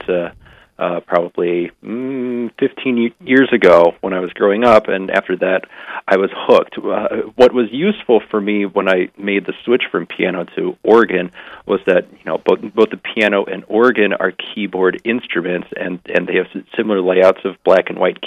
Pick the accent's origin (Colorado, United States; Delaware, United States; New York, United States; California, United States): Colorado, United States; Fort Collins; back at my hometown parish in Fort Collins, Colorado